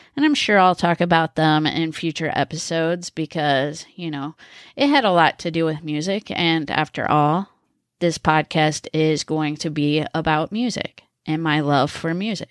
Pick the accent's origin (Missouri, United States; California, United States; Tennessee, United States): Missouri, United States; also born or lived in Connecticut; I was born in Connecticut and raised in Missouri.